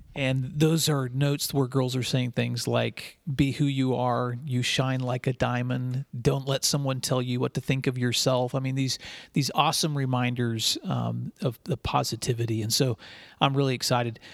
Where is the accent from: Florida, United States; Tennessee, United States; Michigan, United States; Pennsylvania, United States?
Tennessee, United States; West; also born or lived in San Diego, California; I grew up in West Tennessee, but my very first years were in San Diego, California, when my dad was stationed there in the Navy